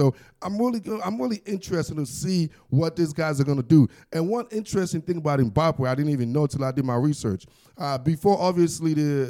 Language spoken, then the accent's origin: English; United States; I am American, and I ain't French